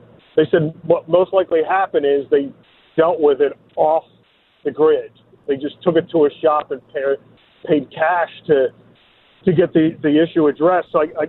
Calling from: San Diego, California, United States; also born or lived in Beverly Hills; I said I was calling from San Diego, so it's almost official that I'm moving, which is why I'm technically on my way to Beverly Hills

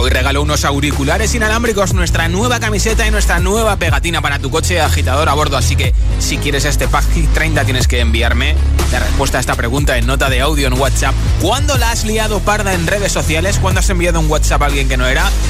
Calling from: Valencia, Valencian Community, Spain; Hola, buenas tardes … de Valencia

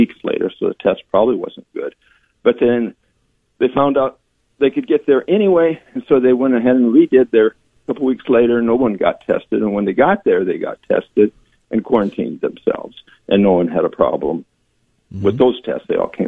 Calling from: Nebraska, United States

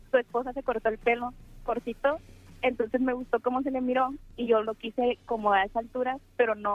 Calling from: Tijuana, Baja California, Mexico; De Tijuana.

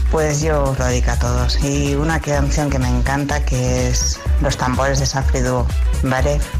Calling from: Barcelona, Catalonia, Spain; Hola, soy … de Barcelona.

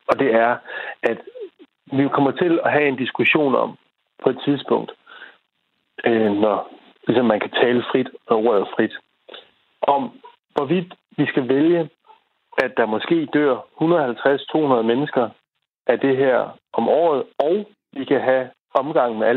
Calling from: Holte, Capital Region of Denmark, Denmark; Jeg er fra Holte.

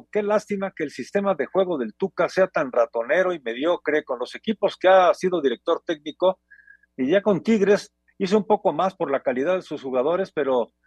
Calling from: Tlalnepantla, State of Mexico, Mexico; Hola, señores de Espacio Deportivo … de Tlalnepantla.

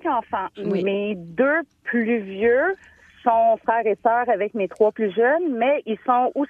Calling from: Montreal, Quebec, Canada; Moi, je suis de Montréal.

